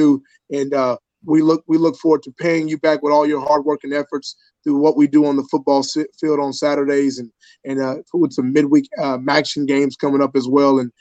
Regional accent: Dallas, Texas, United States; moved away as an adult; also born or lived in the South; now in Buffalo, United States; I grew up in Dallas, Texas

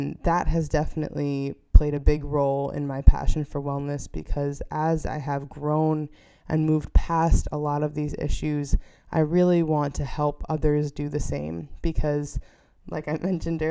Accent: New York, United States; moved away as an adult; I returned to my home state of New York

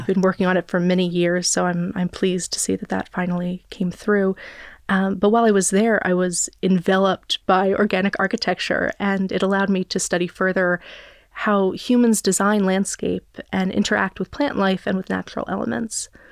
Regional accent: New Jersey, United States; I grew up in New Jersey

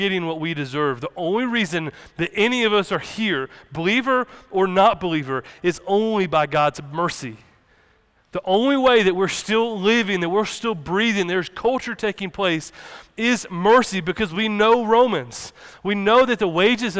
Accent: the South, United States; Us growing up in the South, growing up in the Bible Belt

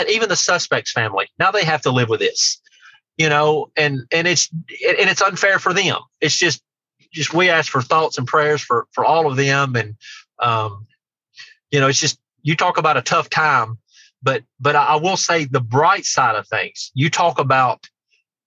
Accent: near Martin, Tennessee, United States; my hometown, just the town right next to mine in Martin

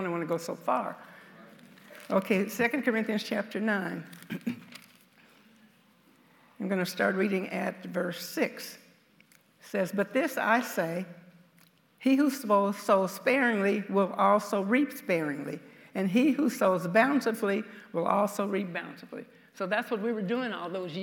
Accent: the South, United States; I'm from the South, so you'll be able to tell that from some of my speech

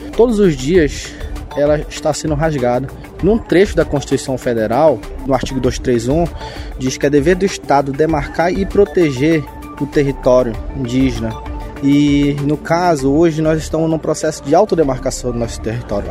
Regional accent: Santarém, Pará, Brazil; sou da aldeia de Santo Amaro

